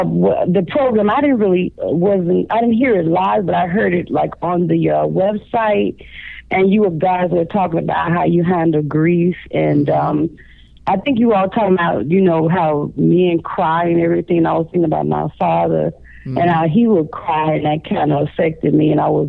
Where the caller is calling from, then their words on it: Chicago, Illinois, United States; I'm calling from Chicago, Illinois.